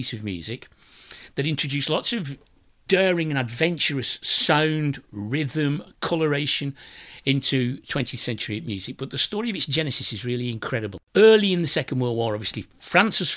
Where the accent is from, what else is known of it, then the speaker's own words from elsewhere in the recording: Wigan, North West England, United Kingdom; my hometown of Wigan